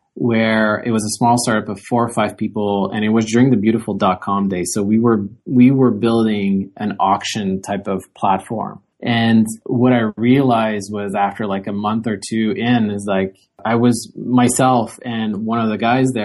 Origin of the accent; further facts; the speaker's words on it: Gatineau, Quebec, Canada; also born or lived in Waterloo; I'm from the Ottawa area on the Quebec side in Gatineau. So I grew up here